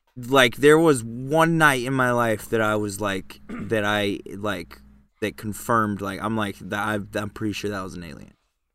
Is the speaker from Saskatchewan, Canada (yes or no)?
yes; Saskatchewan, Canada; I'm from Saskatchewan.